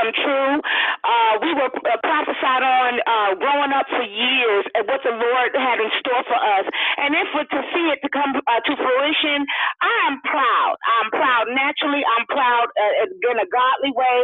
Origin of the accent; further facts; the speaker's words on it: New York, United States; we're all from New York. Most of us are from New York, outside of the Clarks